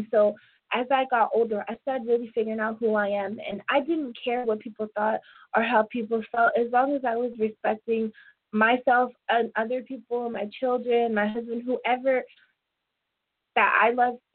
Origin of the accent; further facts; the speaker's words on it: Portland, Oregon, United States; born there; also born or lived in Toronto, Canada / Little Rock, United States; I was born in Portland. My whole family is basically in Portland and I've always lived in Toronto or Arkansas